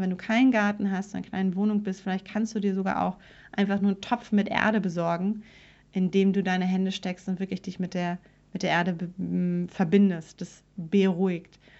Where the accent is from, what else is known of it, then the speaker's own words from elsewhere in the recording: Germany; als Deutsche